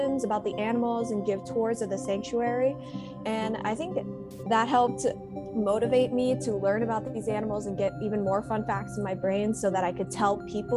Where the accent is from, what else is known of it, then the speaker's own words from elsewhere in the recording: Chicago, Illinois, United States; now in California, United States; I also used to visit Lincoln Park Zoo in my hometown of Chicago almost every weekend